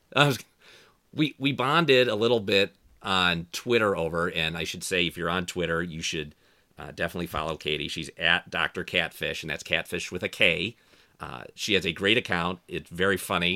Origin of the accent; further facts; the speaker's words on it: outside Detroit, Ann Arbor, Michigan, United States; I grew up outside of, uh, Detroit, Ann Arbor